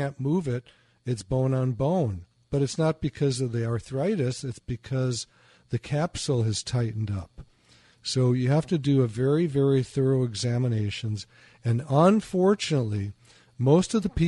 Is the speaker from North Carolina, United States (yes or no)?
no; Chicago, Illinois, United States; moved away; also born or lived in Michigan; I used to live in Michigan. I'm from Chicago